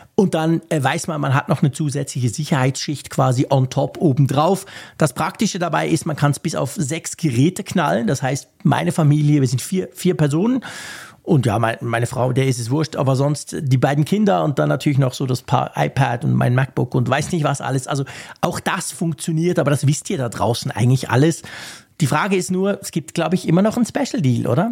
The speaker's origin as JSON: {"language": "German", "country": "Switzerland", "said": "ich bin Schweizer"}